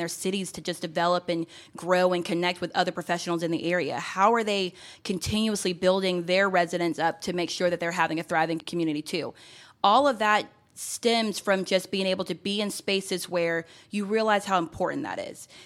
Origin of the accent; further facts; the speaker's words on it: Gwinnett County, Georgia, United States; I grew up here in Gwinnett County, and so as a fellow Gwinnetian